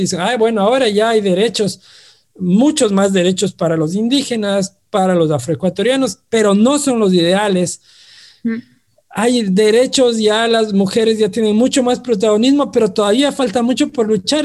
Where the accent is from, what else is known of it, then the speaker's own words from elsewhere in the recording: Ambato, Tungurahua, Ecuador; como ambateños, como tungurahuenses, como ecuatorianos y como latinoamericanos